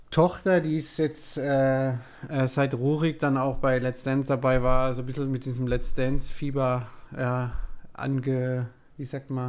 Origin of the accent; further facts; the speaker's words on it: Heidelberg, Baden-Württemberg, Germany; Also ich bin ein Kind der Region, würde ich sagen. Ich fühle mich oder wir als Familie fühlen uns in Heidelberg pudelwohl.